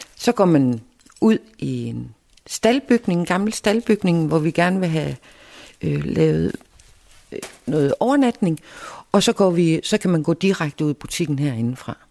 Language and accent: Danish; Skanderborg, Central Denmark Region, Denmark; moved away as an adult; now in Samsø, Denmark; nu kommer jeg fra Skanderborg. Øh, og det var også en lille by, da jeg var ung